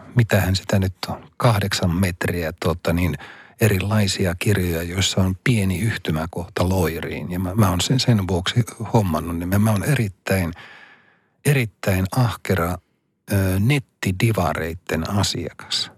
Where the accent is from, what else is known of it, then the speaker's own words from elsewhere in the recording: Rovaniemi, Lapland, Finland; mun kotikaupunkini Rovaniemen